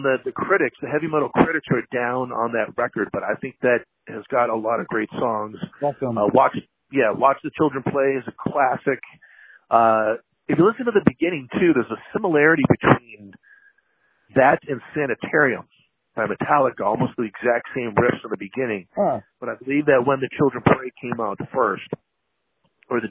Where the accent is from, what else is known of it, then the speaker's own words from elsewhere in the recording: Seattle, Washington, United States; moved away; I was born in Seattle, moved out in 1979